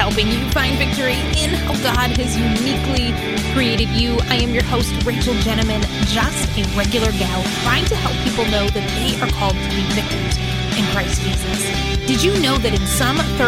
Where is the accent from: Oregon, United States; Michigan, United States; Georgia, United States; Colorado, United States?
Michigan, United States; Lower; I'm from Michigan, but I'm the lower part of Michigan